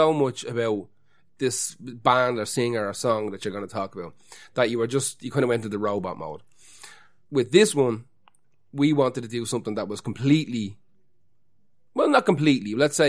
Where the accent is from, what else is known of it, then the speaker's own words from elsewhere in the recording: Finglas, County Dublin, Ireland; I grew up amongst the enemy. I'm actually from Cabra, but I grew up in Finglas.